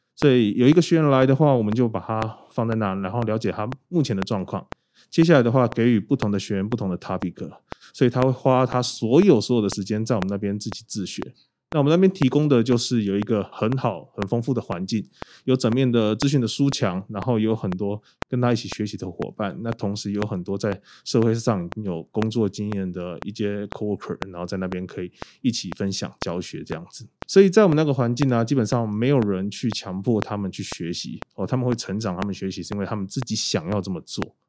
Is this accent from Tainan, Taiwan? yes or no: yes; Tainan, Taiwan; 自己是台南人啊，土生土长的